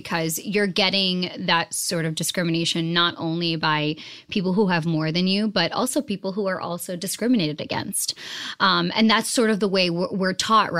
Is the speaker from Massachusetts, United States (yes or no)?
yes; Boston, Massachusetts, United States; also born or lived in New Jersey; I was born in Jersey, but I was raised in Boston, Massachusetts